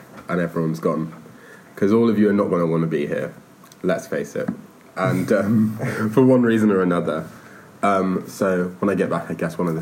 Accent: Manchester, North West England, United Kingdom; accent: northern; This is my northern accent, this is my normal accent. I'm from Manchester

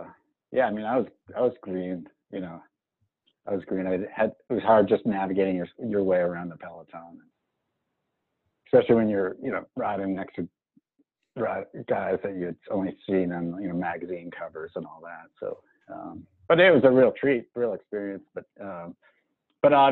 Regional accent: Marblehead, Massachusetts, United States; also born or lived in Missoula, Montana; now in Boulder, Colorado, United States; I grew up in Marblehead, Massachusetts, two great parents

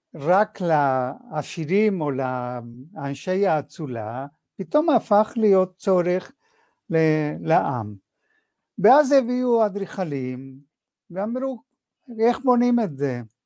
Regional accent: Argentina; moved away as an adult; now in Israel; זהות שלי היו כיהודי בארגנטינה

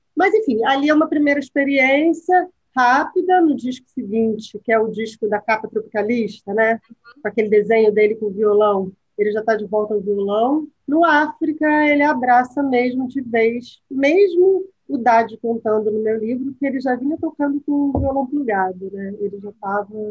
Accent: Rio de Janeiro, Brazil; eu sou da Tijuca

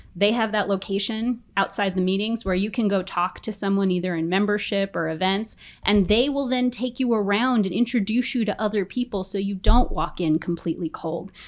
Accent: New York, United States; moved away as an adult; now in San Diego, United States; I grew up in New York

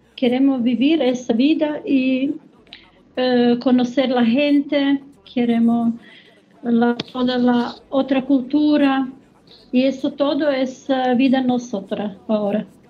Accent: Croatia; Spanish is a second language; now in Germany; yo soy de Croacia, pero vivo en Alemania 30 años.

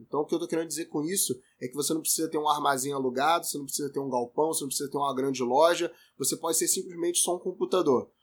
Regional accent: Rio de Janeiro, Brazil; eu tenho 30 anos, sou carioca

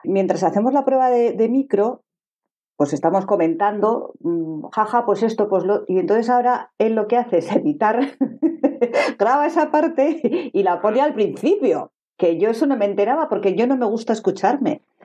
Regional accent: Zaragoza, Aragon, Spain; soy de Zaragoza

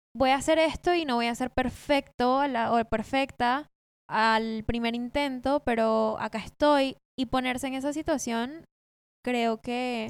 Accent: Colombia; moved away as an adult; also born or lived in Venezuela; now in Buenos Aires, Argentina; no soy de acá. Em, venía de Colombia, viví ahí nueve años, me mudé cuando tenía nueve, pero nací en Venezuela

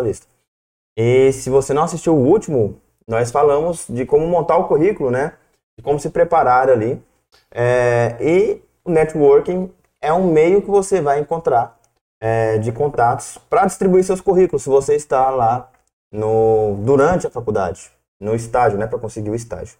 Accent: Corumbá, Brazil; moved away; also born or lived in Goiânia; eu sou lá do interior, sou de Corumbá, depois fui para Nápoles, Goiânia

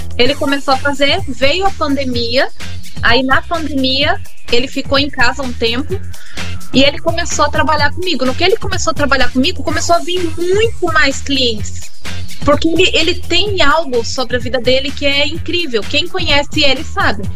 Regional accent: Cuiabá, Mato Grosso, Brazil; also born or lived in São Paulo / Paraná; now in Jaraguá do Sul, Brazil; eu sou natural do Mato Grosso, morei em São Paulo, morei no Paraná e vim para Jaraguá do Sul depois

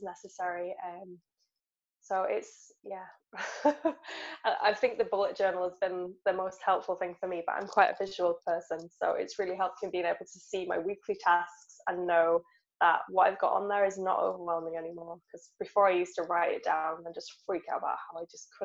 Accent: England, United Kingdom; we're writers and we're English

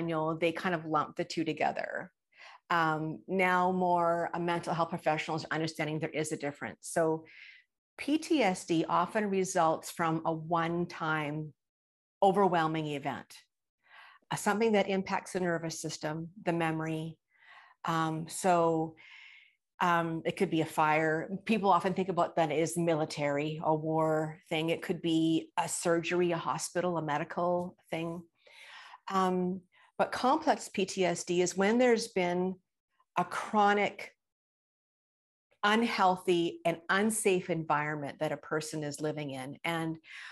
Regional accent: British Columbia, Canada; I am from British Columbia, Canada

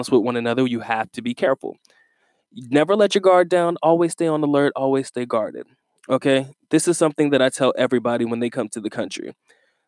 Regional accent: United States; now in Philippines; being Black American in the Philippines

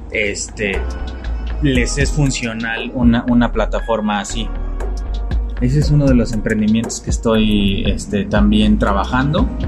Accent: San Luis Potosí, Mexico; Soy casado, tengo 27 años, soy de San Luis Potosí.

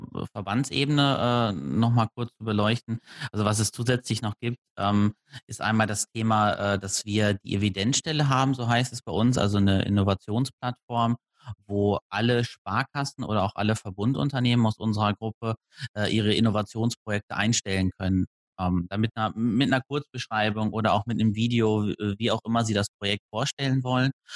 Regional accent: Detmold, North Rhine-Westphalia, Germany; in meiner Heimatstadt in Detmold

